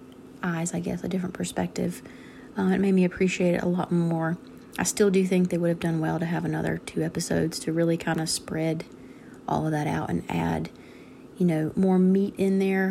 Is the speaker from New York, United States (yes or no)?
no; North Carolina, United States; I am from North Carolina.